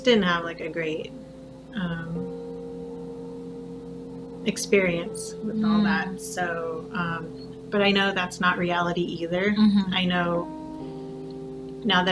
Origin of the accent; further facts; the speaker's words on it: Whittier, California, United States; also born or lived in Montebello, California / Pico Rivera, California; I've pretty much been in Whittier almost all my life